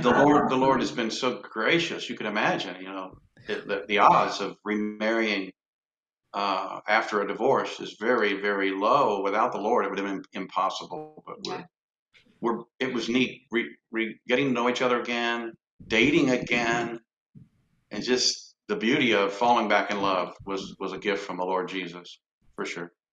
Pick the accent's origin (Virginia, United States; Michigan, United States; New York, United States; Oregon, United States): Michigan, United States; Lansing; moved away; also born or lived in Cincinnati, Ohio / Evansville, Indiana; I was born in Lansing, Michigan